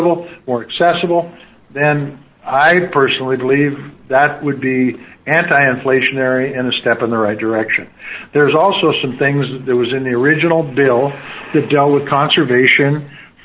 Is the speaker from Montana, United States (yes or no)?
yes; Montana, United States; I come from Montana